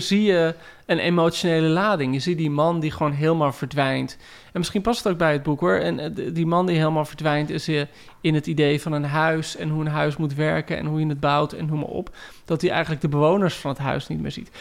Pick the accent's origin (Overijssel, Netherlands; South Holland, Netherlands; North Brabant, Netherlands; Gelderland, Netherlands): Gelderland, Netherlands; Heerewaarden; ik groeide op in Heerengewaard